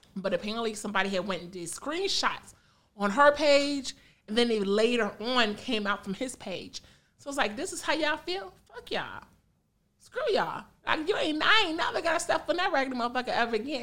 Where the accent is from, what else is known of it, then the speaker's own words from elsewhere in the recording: Country Club Hills, Illinois, United States; also born or lived in Phoenix, Illinois / Harvey, Illinois; I'm from that hood. I'm from Country Club Hills